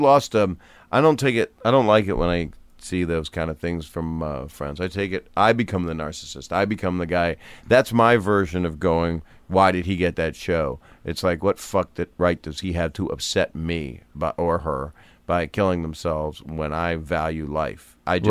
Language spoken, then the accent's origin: English; Philadelphia, Pennsylvania, United States; moved away as an adult; now in Los Angeles, United States; I was in LA from Philly.